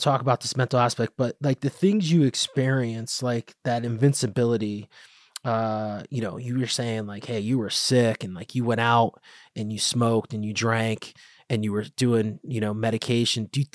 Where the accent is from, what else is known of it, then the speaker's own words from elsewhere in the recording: Bridgeport, Connecticut, United States; I grew up in Bridgeport